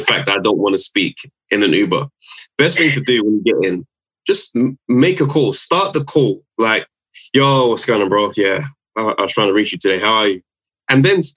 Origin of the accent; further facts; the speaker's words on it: London, United Kingdom; I'm from Lewisham, South London.